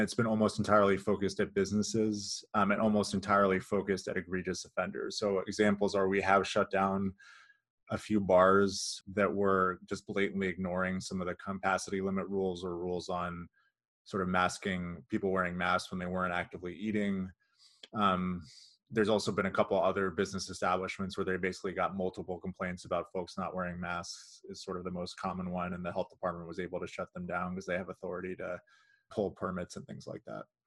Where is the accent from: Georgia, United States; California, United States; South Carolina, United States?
California, United States; moved away as an adult; also born or lived in Kansas City area, Missouri/Kansas; now in Kansas City, United States; I grew up in California and then moved here in twenty thirteen